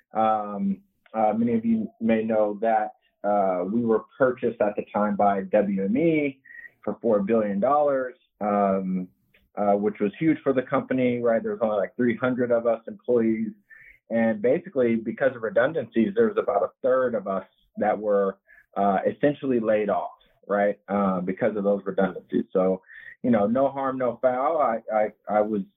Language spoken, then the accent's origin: English; Southern California, United States; moved away; also born or lived in Las Vegas; I'm from Southern California